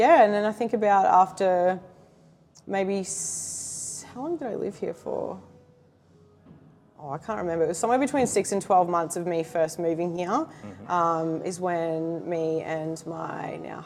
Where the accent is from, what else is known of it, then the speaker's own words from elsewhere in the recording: Cairns, Queensland, Australia; moved away as an adult; now in Gold Coast, Australia; where I grew up in Cairns